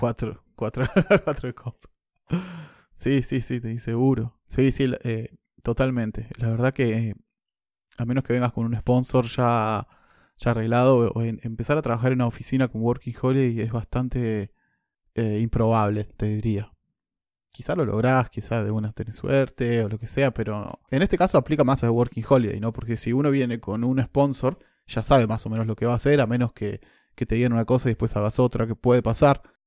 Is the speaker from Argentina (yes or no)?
yes; Argentina; moved away as an adult; now in New Zealand; yo vengo de Argentina